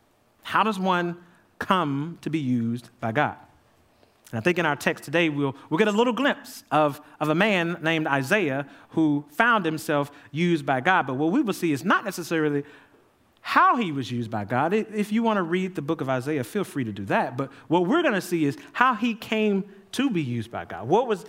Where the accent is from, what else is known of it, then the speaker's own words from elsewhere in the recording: Jackson, Mississippi, United States; I grew up in Jackson, Mississippi, going to visit my grandmama.